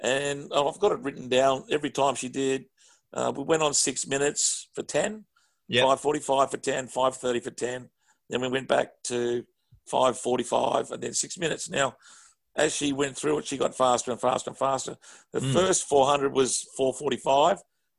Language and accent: English; Australia; we looked after each other when we were away, as Australian people do.